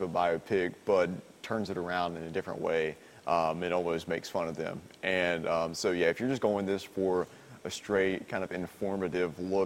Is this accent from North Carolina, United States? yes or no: yes; North Carolina, United States; growing up in North Carolina and growing up in the South